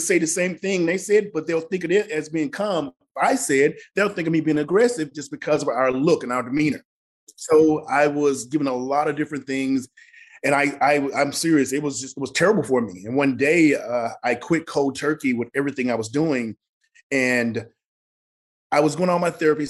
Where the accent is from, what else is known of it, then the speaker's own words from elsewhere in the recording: Mississippi, United States; moved away; the way I grew up in Mississippi